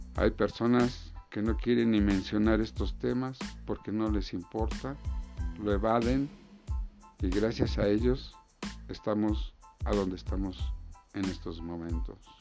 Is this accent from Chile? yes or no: no; Mexico; como mexicanos necesitamos